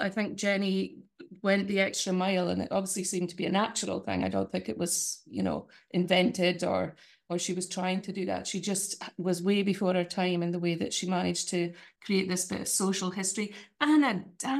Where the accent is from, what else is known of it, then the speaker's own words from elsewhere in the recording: Shetland, Scotland, United Kingdom; now in Scottish Borders, United Kingdom; I'm also from Shetland originally. I live in the Scottish borders at the minute.